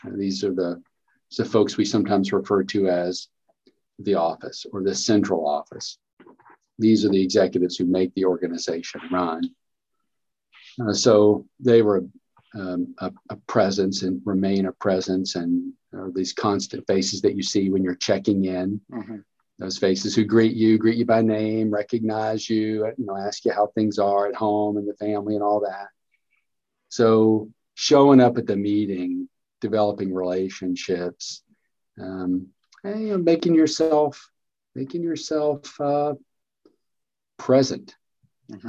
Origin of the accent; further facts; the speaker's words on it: Kentucky, United States; also born or lived in North Carolina; I'm from Kentucky, been in Kentucky basically the whole time